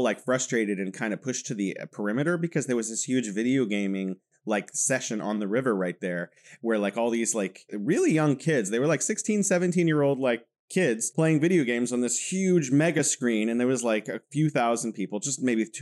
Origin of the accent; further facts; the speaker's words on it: California, United States; moved away as an adult; now in Wuhan, China; originally from California, and I'm living in beautiful Wuhan, China.